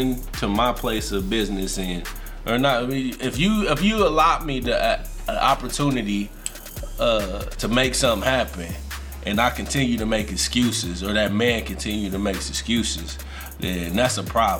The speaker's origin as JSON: {"language": "English", "town": "Indianapolis", "region": "Indiana", "country": "United States", "tie": "born or raised there", "said": "I grew up in Pike Township."}